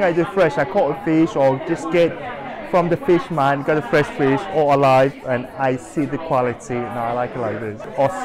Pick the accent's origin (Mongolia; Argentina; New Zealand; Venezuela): Mongolia; English is a second language; moved away as an adult; now in United Kingdom; I'm from Mongolia